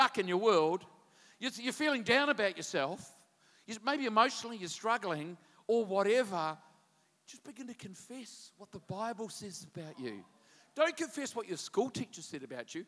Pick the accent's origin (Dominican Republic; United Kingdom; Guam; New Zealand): New Zealand; I'm a Kiwi